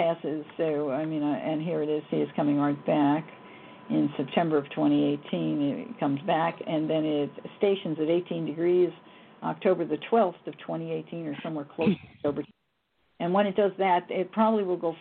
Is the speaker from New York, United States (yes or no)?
yes; New York City, New York, United States; born or raised there; also born or lived in Yonkers, New York